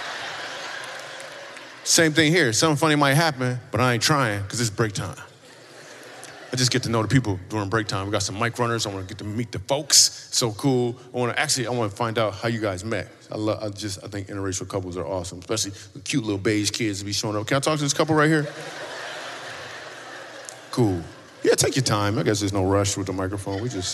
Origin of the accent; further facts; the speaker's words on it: Michigan, United States; moved away; I grew up in Michigan